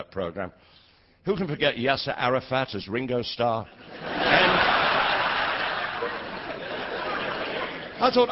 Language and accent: English; Leeds, Yorkshire and the Humber, United Kingdom; I was born in Leeds all those years ago.